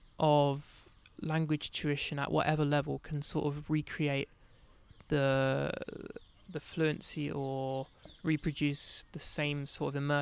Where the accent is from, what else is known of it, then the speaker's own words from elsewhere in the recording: London, United Kingdom; Not that I'd really like feel English, but like growing up in London